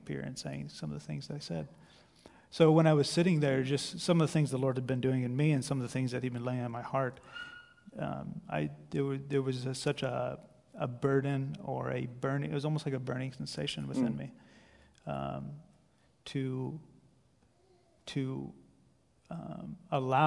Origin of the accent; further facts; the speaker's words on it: Nappanee, Indiana, United States; also born or lived in Ohio; So I grew up in Napanee, about a half hour from here. Amish town, Amish country.